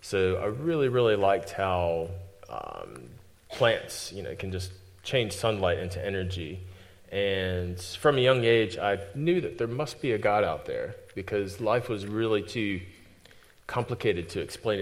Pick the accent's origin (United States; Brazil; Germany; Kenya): United States; moved away as an adult; now in New Zealand; I'm definitely not from New Zealand. I'm from America, though I've been here for 14 years